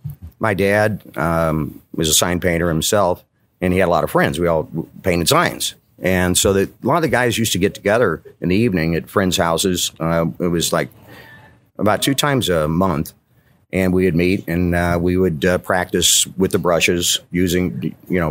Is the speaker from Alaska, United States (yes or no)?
no; Alton, Illinois, United States; born and raised in the area.